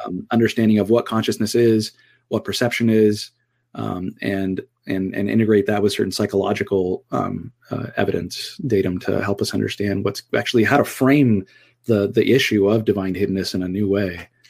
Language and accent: English; Southern California, United States; so I grew up in Southern California